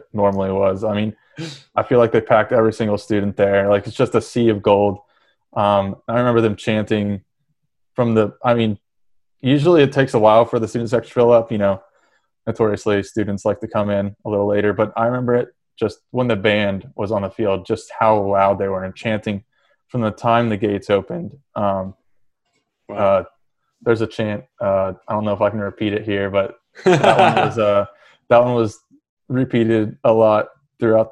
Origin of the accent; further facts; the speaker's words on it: West Virginia, United States; I grew up in West Virginia